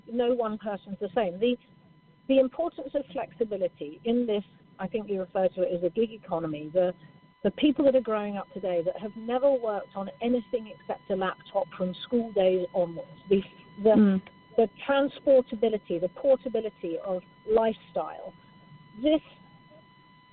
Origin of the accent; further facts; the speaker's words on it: Scotland, United Kingdom; I'm Scottish